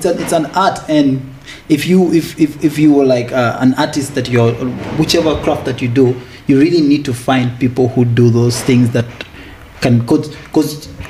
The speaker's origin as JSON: {"language": "English", "town": "Kakuma", "region": "Turkana County", "country": "Kenya", "tie": "born or raised there", "also_born_or_lived": "Uganda", "moved": "yes", "lives_now": "South Sudan", "said": "I was actually born in Kenya, bro. I was born here. I was born in Kakuma. Refugee camp."}